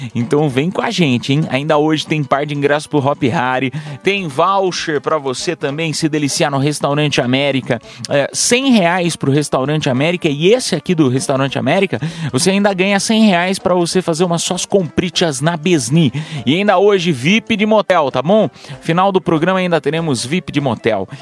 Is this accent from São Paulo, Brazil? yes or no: yes; Piedade, São Paulo, Brazil; eu sou do interior de São Paulo, para quem não sabe, sou de, da cidade de Piedade, São Paulo.